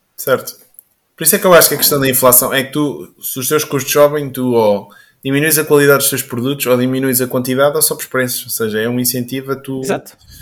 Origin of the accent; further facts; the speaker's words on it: Caldas da Rainha, Leiria District, Portugal; sou aqui das Caldas e ando aqui também na zona do Pó e do Bom Barral